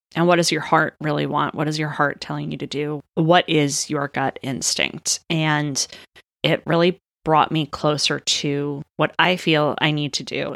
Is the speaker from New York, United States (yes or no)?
no; Maryland, United States; moved away as an adult; also born or lived in Northern Florida; now in Southern California, United States; I'm from Maryland originally